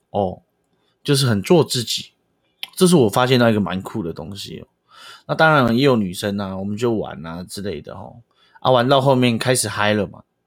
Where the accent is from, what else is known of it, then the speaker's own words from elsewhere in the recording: Pingtung County, Taiwan; moved away as an adult; also born or lived in Taipei; 因为村长是屏东的土生土长的人，从来没有去过台北，尤其是北部，任何北部